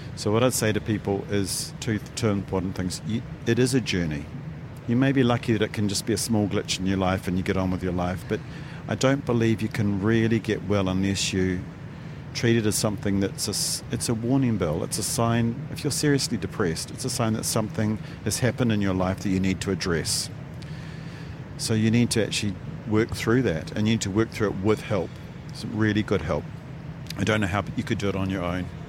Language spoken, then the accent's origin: English; New Zealand; my hometown